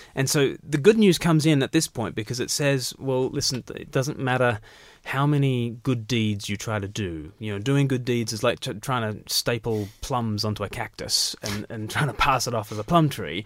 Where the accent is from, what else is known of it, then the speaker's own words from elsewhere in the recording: Australia; I was born far from the mother country